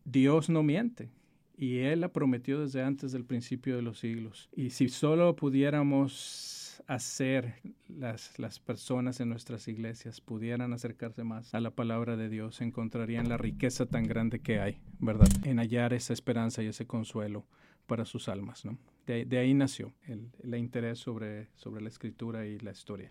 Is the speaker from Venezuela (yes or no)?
no; Monterrey, Nuevo León, Mexico; also born or lived in Mexico City; Nacido en la Ciudad de México y criado en Monterrey.